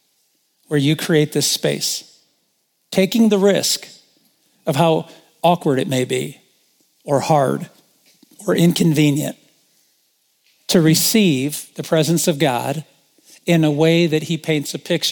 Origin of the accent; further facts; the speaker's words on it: Indiana, United States; moved away as an adult; also born or lived in Michigan; I'm from Indiana